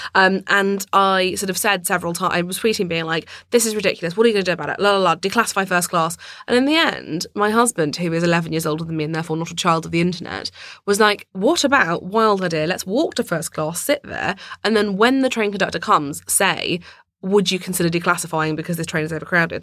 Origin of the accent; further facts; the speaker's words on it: London, United Kingdom; I grew up in London